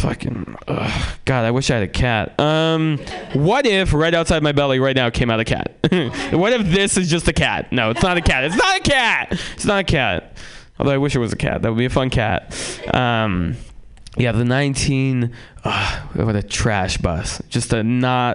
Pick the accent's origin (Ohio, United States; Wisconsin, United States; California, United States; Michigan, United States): California, United States; San Francisco; also born or lived in Russia; I'm Russian, and I was born there and then moved to San Francisco